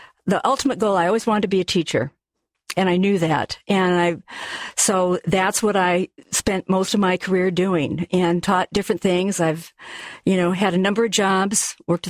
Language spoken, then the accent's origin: English; Seattle, Washington, United States; I born and raised in Seattle